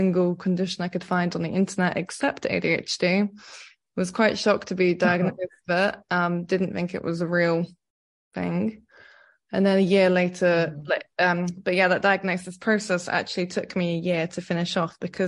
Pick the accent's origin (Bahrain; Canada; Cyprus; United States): Cyprus; I grew up in Cyprus